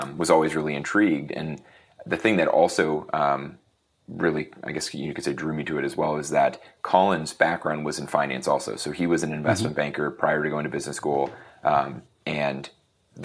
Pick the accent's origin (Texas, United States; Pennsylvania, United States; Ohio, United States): Pennsylvania, United States; Erie; I am from Erie, Pennsylvania, which is a small town in Pennsylvania. Really kind of grew up around small businesses